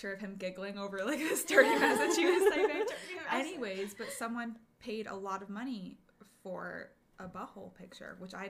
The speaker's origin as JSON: {"language": "English", "region": "New Jersey", "country": "United States", "moved": "yes", "said": "I'm from Jersey."}